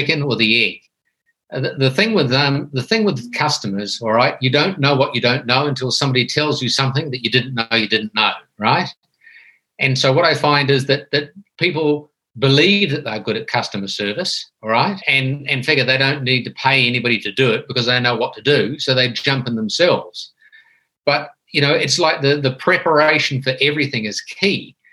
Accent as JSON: {"language": "English", "country": "New Zealand", "moved": "as an adult", "lives_now": "Thailand", "said": "I'm originally a Kiwi from New Zealand"}